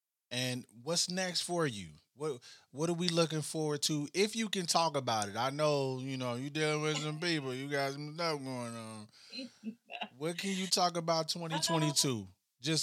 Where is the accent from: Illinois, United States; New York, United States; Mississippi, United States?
Illinois, United States; Chicago; now in Cincinnati, United States; I'm from Chicago.